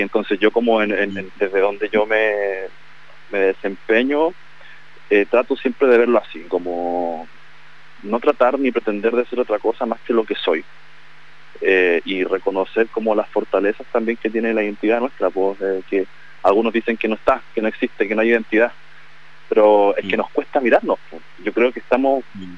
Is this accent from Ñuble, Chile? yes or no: no; Santiago, Santiago Metropolitan Region, Chile; como santiaguinos